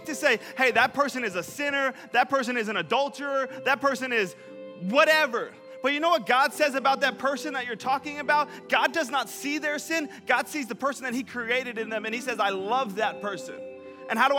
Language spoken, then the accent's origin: English; New York, United States; I'm not from the Bahamas. From New York.